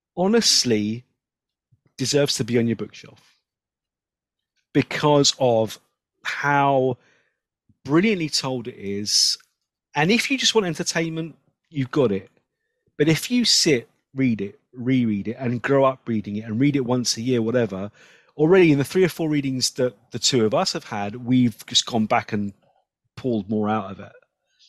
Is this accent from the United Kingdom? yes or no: yes; England, United Kingdom; I'm English and I don't understand it.